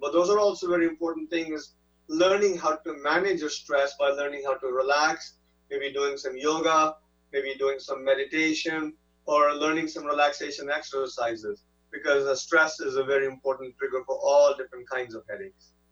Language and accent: English; India; now in United States; I'm not uh, you know, from this country originally. I'm, I'm from India